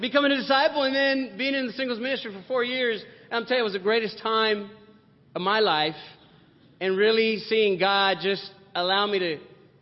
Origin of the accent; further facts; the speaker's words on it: Compton, California, United States; I grew up here. I was born in Compton. So, you know, I'm a local CPT boy